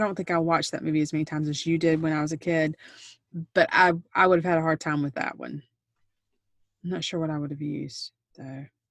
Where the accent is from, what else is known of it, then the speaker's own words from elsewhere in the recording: South Carolina, United States; I'm from South Carolina.